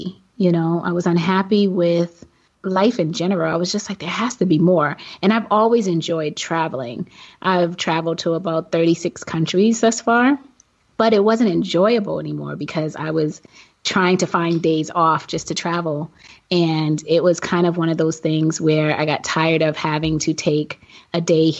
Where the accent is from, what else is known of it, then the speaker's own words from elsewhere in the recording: Boston, Massachusetts, United States; moved away as an adult; also born or lived in Fairfax, Virginia; now in Thailand; I am originally from Boston, Massachusetts, born and raised. Prior to moving abroad, I was living in Fairfax, Virginia, and was in the DMV, which we call the DMV, DC, Maryland, Virginia area, for several years.